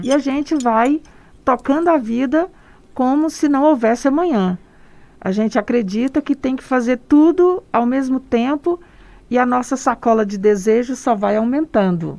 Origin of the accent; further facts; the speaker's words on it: interior of Goiás, Brazil; also born or lived in Goiânia; Eu sou goiana, do interior de Goiás, nasci no Cerrado, sou apaixonada pelo Cerrado e estou aqui em Goiânia já há algum tempo